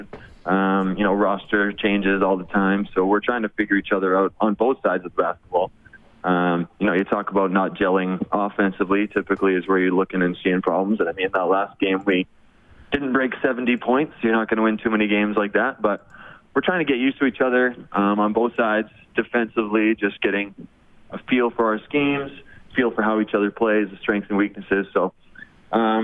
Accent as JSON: {"language": "English", "town": "Edmonton", "region": "Alberta", "country": "Canada", "tie": "born or raised there", "said": "to be a pro in my hometown"}